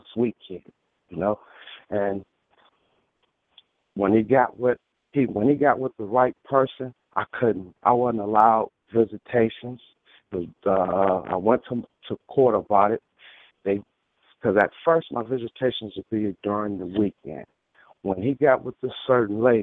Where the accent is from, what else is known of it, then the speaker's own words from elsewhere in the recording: Michigan, United States; moved away; also born or lived in California; I'm originally from Michigan. I end up moving back home.